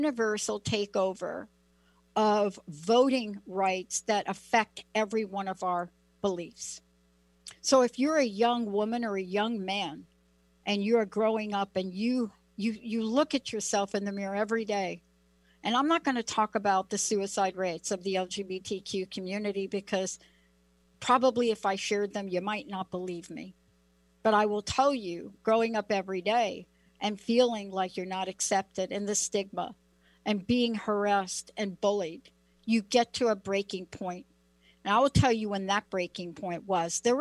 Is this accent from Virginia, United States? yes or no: no; New York City, New York, United States; now in Washington, United States; you're living in New York City and you're growing up in New York City